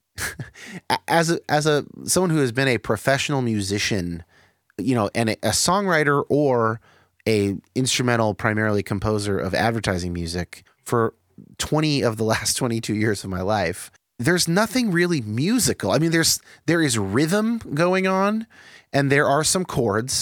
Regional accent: Bay Area, California, United States; I grew up in the Bay Area

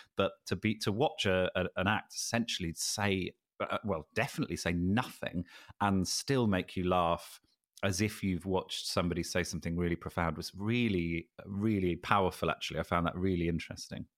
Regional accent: United Kingdom

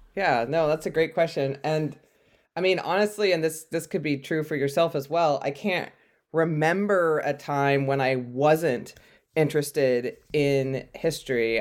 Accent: California, United States; I grew up in California

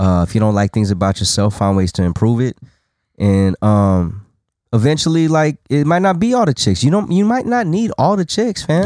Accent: Las Vegas, Nevada, United States; I was from Vegas.

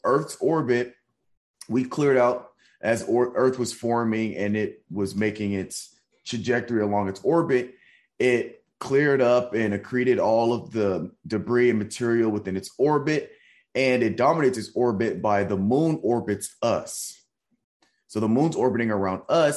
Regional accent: Nashville, Tennessee, United States; now in San Antonio, United States; I live in San Antonio and I'm from Nashville

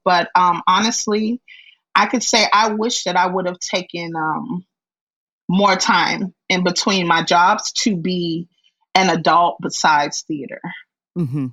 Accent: Miami, Florida, United States; i was born and raised in Miami

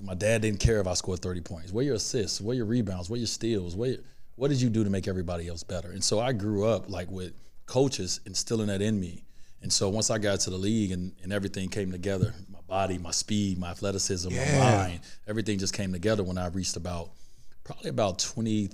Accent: Chicago, Illinois, United States; I'm from Chicago

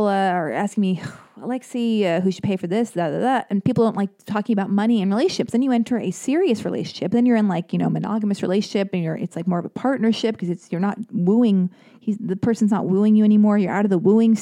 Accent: United States; I'm an American girl

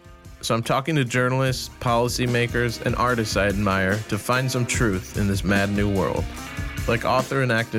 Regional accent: United States; I'm a dad, and I'm an American.

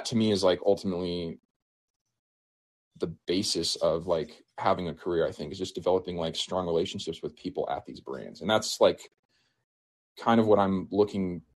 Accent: New Mexico, United States; I grew up here in New Mexico growing up.

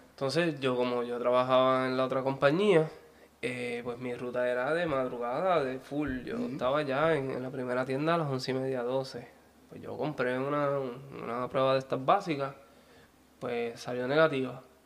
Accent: Ponce, Puerto Rico; Yo soy de Ponce.

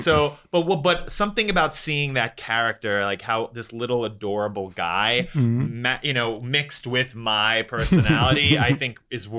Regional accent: New York, United States; I grew up in New York.

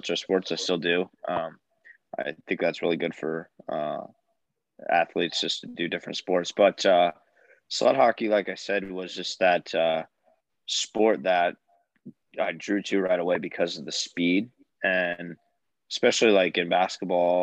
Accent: Davenport, Iowa, United States; also born or lived in Chicago, Illinois; I currently live in Davenport, Iowa. So I was born and raised here

